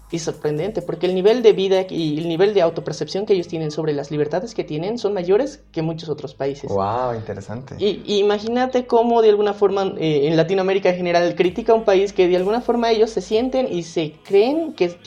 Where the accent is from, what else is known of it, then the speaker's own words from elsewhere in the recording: Bolivia; como bolivianos